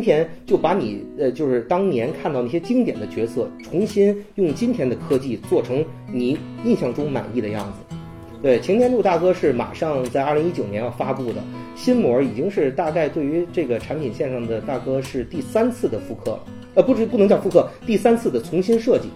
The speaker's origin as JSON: {"language": "Chinese", "region": "northern China", "country": "China", "said": "作为一个北方人"}